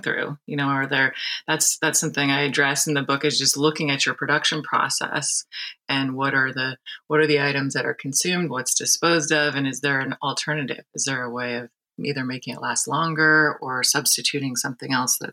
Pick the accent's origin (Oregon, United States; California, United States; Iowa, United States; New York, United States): California, United States; Santa Barbara; also born or lived in Humboldt State, California; now in San Francisco, United States; I grew up in Santa Barbara